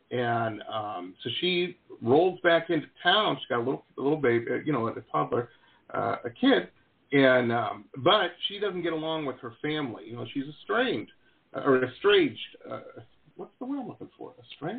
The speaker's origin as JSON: {"language": "English", "region": "Midwest", "country": "United States", "tie": "born or raised there", "lives_now": "California, United States", "said": "When I first moved out to California, growing up in the Midwest, everybody I knew was a musician."}